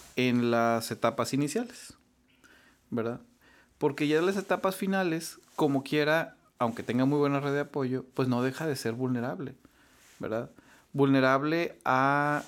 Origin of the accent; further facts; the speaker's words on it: Saltillo, Coahuila, Mexico; moved away as an adult; also born or lived in Mexico City, Mexico; now in Monterrey, Mexico; originario de Saltillo. Me vine a estudiar aquí medicina, me vine a estudiar en la Escuela de, Medicina del TEC de Monterrey